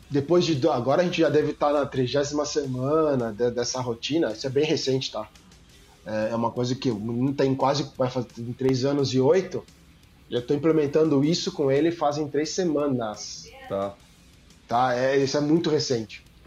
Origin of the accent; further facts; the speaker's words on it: São Paulo, Brazil; now in Rio Grande do Sul, Brazil; Hoje eu moro no Rio Grande do Sul, mas eu sou paulista.